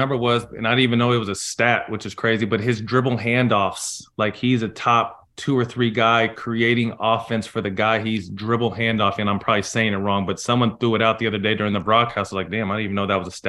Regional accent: Sacramento, California, United States; this is my hometown team.

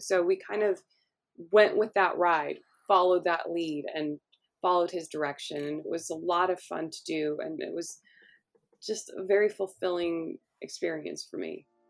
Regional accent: Los Angeles, California, United States; I grew up in Hollywood

